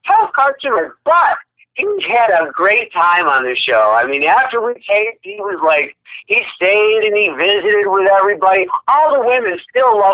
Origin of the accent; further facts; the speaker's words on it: Rochester, New York, United States; moved away as an adult; also born or lived in Los Angeles; Nazareth College in Rochester, New York, my hometown